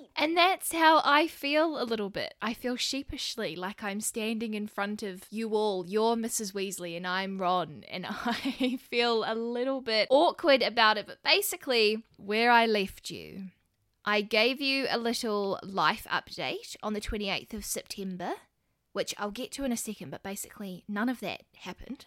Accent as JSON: {"language": "English", "country": "New Zealand", "accent": "New Zealand", "said": "the beautiful country that I live in, which is New Zealand"}